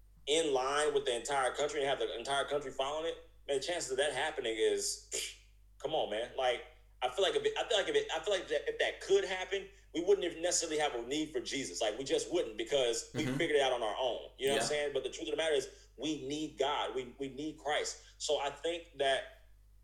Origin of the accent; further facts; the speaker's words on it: United States; I'm an American citizen